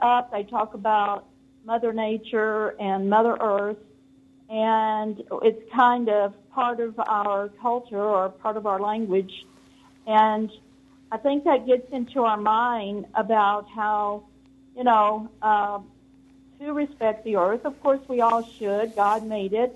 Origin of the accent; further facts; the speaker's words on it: Kentucky, United States; now in California, United States; I was born in Kentucky